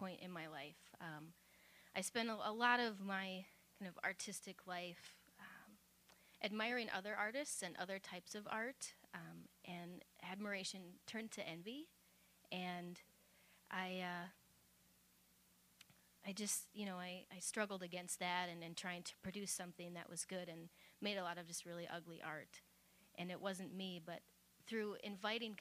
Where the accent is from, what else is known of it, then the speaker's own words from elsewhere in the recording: Midwest, United States; I'm a Midwesterner